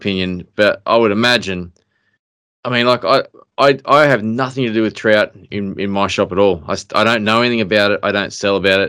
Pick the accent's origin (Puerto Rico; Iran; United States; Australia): Australia; Queensland; moved away; also born or lived in Jindabyne; where I grew up in Queensland